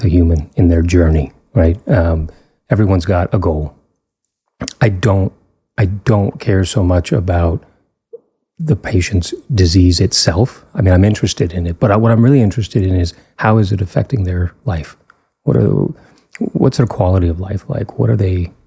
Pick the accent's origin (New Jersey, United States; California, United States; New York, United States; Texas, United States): Texas, United States; Fort Worth; also born or lived in Pittsburgh; now in Denton, United States; I grew up in Fort Worth.